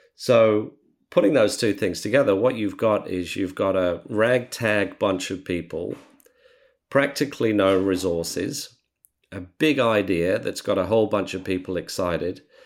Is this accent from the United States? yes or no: no; Australia; as Australian entrepreneurs